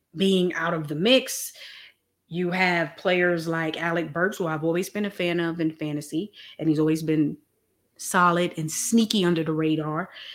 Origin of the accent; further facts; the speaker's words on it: New York, United States; I'm from New York